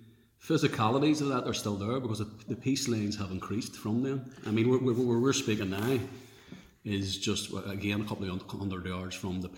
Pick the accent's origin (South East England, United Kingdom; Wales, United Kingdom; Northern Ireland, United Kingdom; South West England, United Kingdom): Northern Ireland, United Kingdom; Belfast; like everyone who grew up in Clonard here in West Belfast